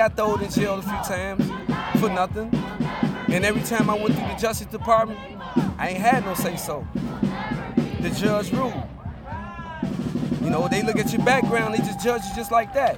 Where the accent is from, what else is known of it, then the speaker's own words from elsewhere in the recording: Saint Paul, Minnesota, United States; I'm from St. Paul, Minnesota. Selby side.